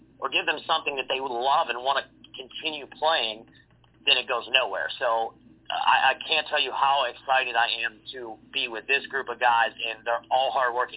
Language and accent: English; Pittsburgh, Pennsylvania, United States; also born or lived in Mount Pleasant, Pennsylvania; I'm from Pittsburgh, Pennsylvania. I live 45 minutes east of the city in a small town called Mount Pleasant.